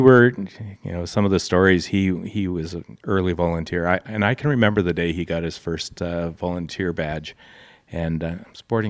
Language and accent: English; Alberta, Canada; So I grew up all over Alberta.